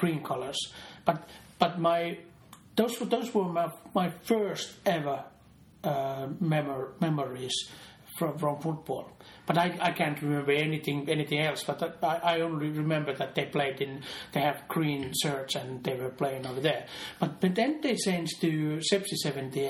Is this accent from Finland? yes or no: yes; Seinäjoki, South Ostrobothnia, Finland; born or raised there